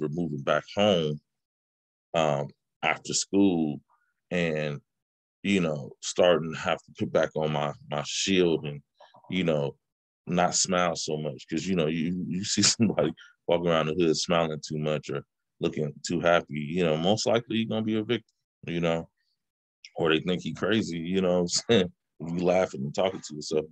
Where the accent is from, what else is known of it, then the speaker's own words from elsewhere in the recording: Bay Area, California, United States; also born or lived in Richmond, California / Oakland, California; I'm from the Bay Area, and I bounced between it's a small city called Richmond and a city that's east of San Francisco called Oakland